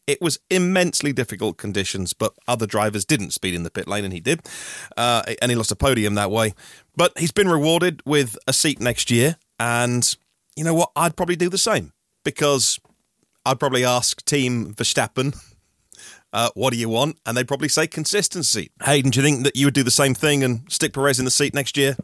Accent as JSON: {"language": "English", "town": "Norwich", "region": "East of England", "country": "United Kingdom", "said": "I'm from Norwich"}